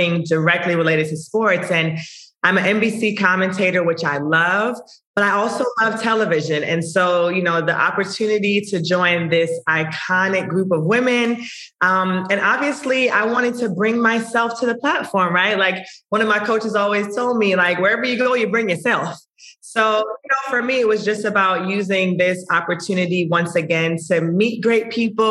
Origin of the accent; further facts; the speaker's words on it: Jamaica; I'm Jamaican